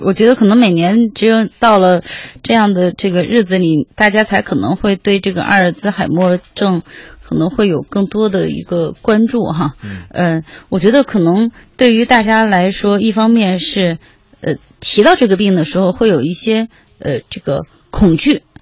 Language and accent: Chinese; China; 我们中国人